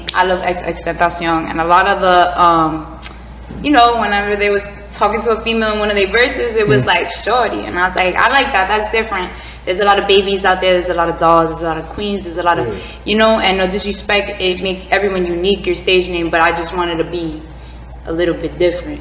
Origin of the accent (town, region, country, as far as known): Broward County, Florida, United States; born or raised there; also born or lived in New York